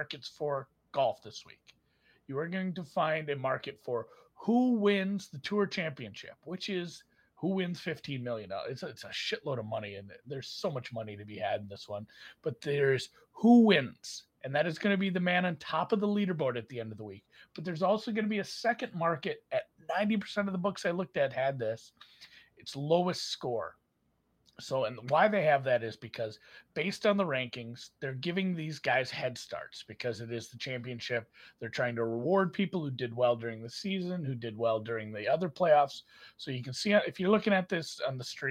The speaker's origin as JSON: {"language": "English", "region": "Western Minnesota", "country": "United States", "tie": "born or raised there", "said": "I grew up in Western Minnesota"}